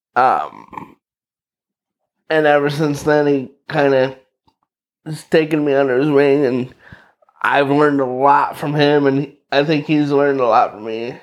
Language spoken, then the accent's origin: English; Knox, Indiana, United States; born or raised there; also born or lived in Valparaiso, Indiana / Lakeville, Indiana